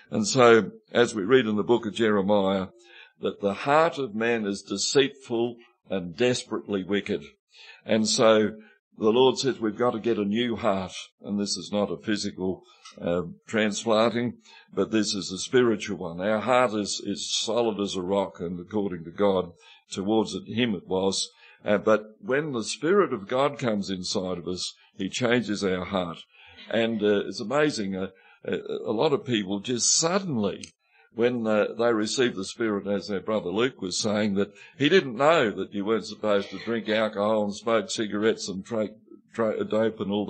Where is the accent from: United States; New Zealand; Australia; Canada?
Australia; Mudamuckla, South Australia; When I first started preaching, it wasn't a problem because I was from Mudamuckla and I used to talk like this.